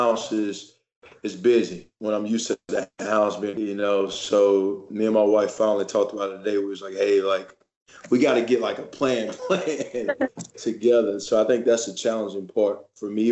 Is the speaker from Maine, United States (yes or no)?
no; Louisiana, United States; now in Frisco, United States; I'm a Cowboys fan from Louisiana